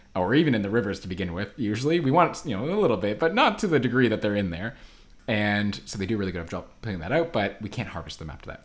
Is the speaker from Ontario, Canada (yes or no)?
yes; Ottawa, Ontario, Canada; now in Vancouver, Canada; I grew up in Ottawa on the East Coast, where there's no ocean